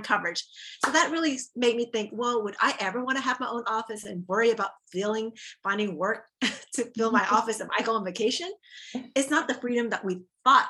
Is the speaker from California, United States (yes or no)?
no; Texas, United States; moved away as an adult; also born or lived in Orlando, Florida; I'm originally from Texas